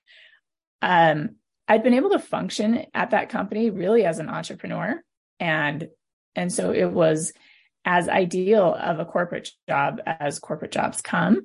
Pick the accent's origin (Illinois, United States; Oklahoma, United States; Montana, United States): Montana, United States; moved away as an adult; also born or lived in Arizona / California / Nevada; now in Utah, United States; I was born and raised in Montana, and I'm just a Montana girl at my heart, third generation Montanan.